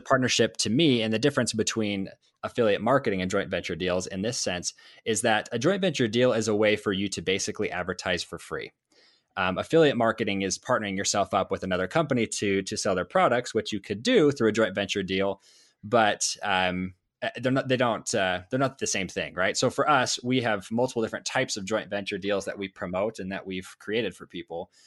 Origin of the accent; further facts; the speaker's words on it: Idaho, United States; I'm from Idaho.